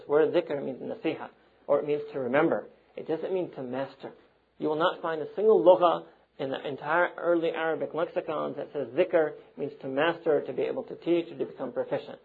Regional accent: New York City, New York, United States; I'm from Manhattan

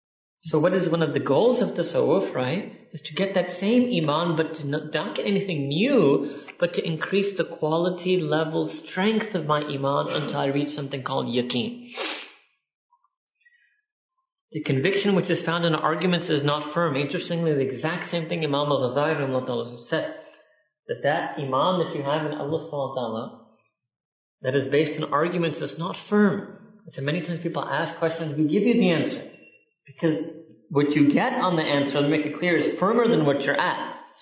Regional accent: United Kingdom; We're British, so we're so happy that we're done with it.

